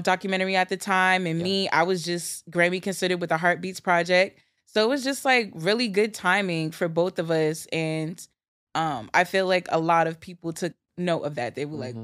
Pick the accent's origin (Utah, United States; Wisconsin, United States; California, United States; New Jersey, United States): New Jersey, United States; moved away as an adult; also born or lived in New York City; growing up in Jersey as a teenager